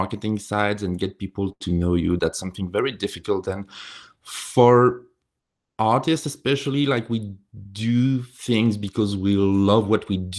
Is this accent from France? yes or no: yes; France; moved away; I have a strong accent. I'm coming from France